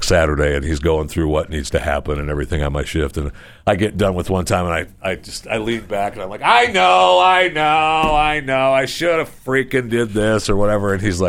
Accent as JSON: {"language": "English", "region": "Florida", "country": "United States", "said": "I mean, I'm from Florida."}